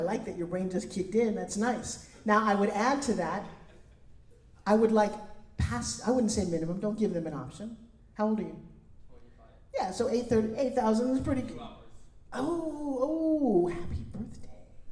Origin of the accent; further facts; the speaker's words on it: New York, United States; now in California, United States; I come from New York